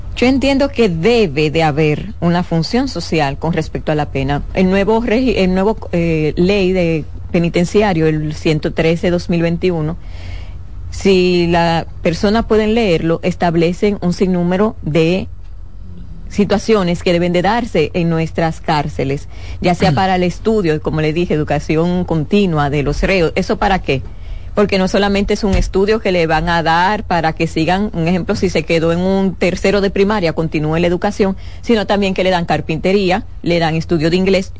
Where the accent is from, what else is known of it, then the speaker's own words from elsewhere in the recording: Dominican Republic; como ciudadano dominicano